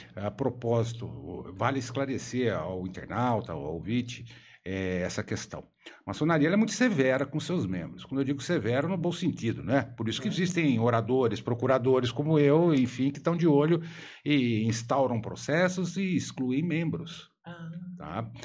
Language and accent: Portuguese; São Paulo, Brazil; sou paulista